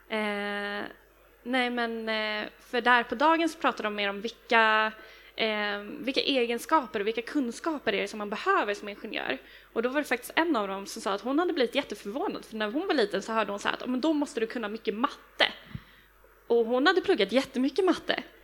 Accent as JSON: {"language": "Swedish", "town": "Stockholm", "region": "Stockholm County", "country": "Sweden", "said": "jag är från Stockholm"}